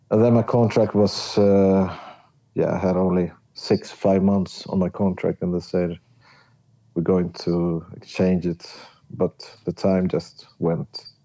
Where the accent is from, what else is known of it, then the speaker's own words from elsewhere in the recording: Stockholm, Stockholm County, Sweden; English is a second language; But I was not from Skåne. Mm. You were from Stockholm. Stockholm and, yeah.